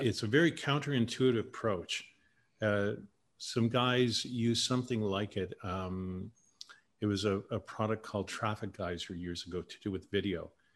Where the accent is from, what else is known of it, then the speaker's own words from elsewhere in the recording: Canada; moved away; Canadians is different